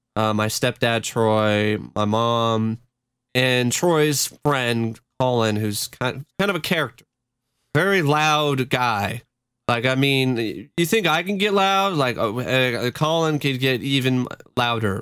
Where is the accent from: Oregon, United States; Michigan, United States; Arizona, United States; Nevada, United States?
Oregon, United States; Tigard; also born or lived in Honolulu, Hawaii; went over to my grandmother's house in uh, Portland, uh, the Tigard, Oregon area. That's pretty much my home uh, town. That's that's and that's pretty much the house that I grew up